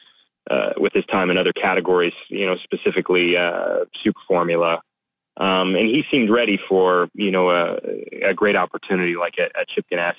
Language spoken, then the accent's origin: English; United States; I'm an American